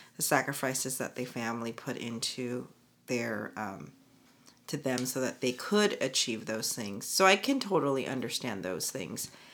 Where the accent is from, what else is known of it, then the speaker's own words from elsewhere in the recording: United States; being Korean American